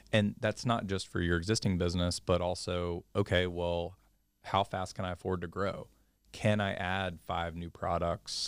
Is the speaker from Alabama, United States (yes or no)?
yes; Mobile, Alabama, United States; moved away as an adult; I'm originally from Mobile, Alabama